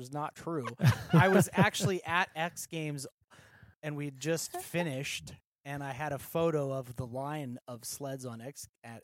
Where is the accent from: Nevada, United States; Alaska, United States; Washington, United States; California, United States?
Alaska, United States; I'm born and raised in Alaska